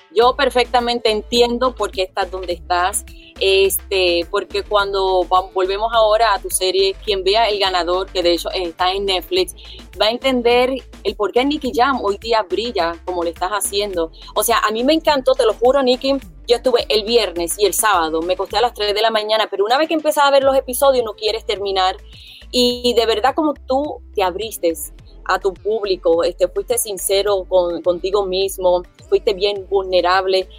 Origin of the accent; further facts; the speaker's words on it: Puerto Rico; como puertorriqueña